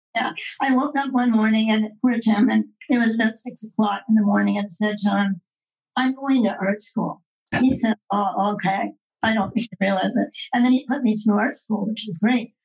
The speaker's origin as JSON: {"language": "English", "region": "Quebec", "country": "Canada", "tie": "born or raised there", "said": "I was brought up in Quebec in the era of Duplessis"}